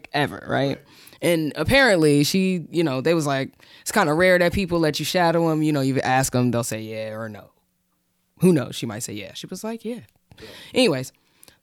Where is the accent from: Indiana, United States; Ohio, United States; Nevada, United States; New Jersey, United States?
Ohio, United States; Columbus; also born or lived in Wilson, North Carolina; I came here to live in 1997. All right, so I've been here since